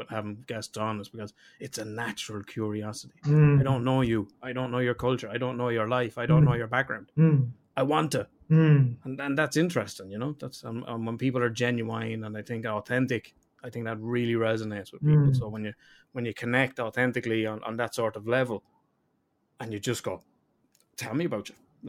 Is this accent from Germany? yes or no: no; Ireland; I'm Irish.